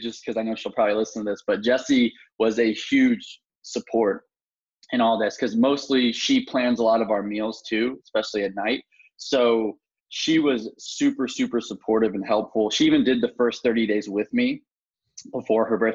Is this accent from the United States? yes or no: yes; Atlanta, Georgia, United States; moved away; I'm originally from Atlanta